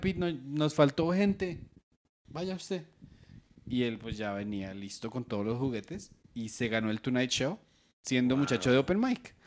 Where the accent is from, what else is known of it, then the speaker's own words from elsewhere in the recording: Colombia; tenemos tradiciones como la colombiana de cuentería